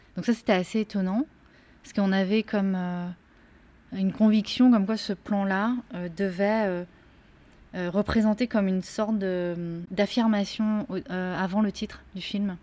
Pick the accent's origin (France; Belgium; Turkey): France; also born or lived in Korea; puisque je viens de la Corée, mais en même temps, j'ai aussi grandi en France